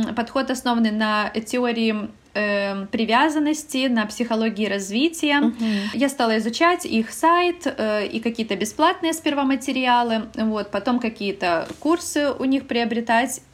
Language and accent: Russian; Belarus; moved away as an adult; now in Poland; я вообще из Беларуси, мы переехали mm-hmm. в Польшу